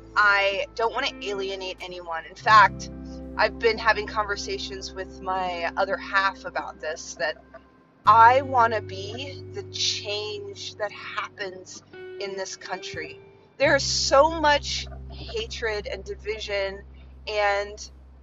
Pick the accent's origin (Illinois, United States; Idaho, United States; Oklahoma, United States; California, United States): Illinois, United States; Chicago; I was born in Chicago